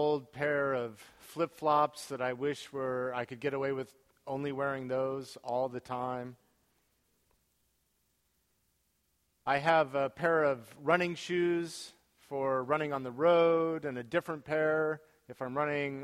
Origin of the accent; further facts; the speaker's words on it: United States; us as American Christians